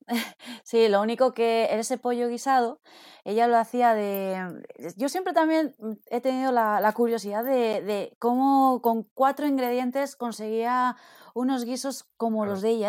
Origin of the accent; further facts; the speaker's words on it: Villamuriel de Cerrato, Castile and León, Spain; soy de un pueblo que está a 7 kilómetros de Palencia, se llama Villamuria de Cerrato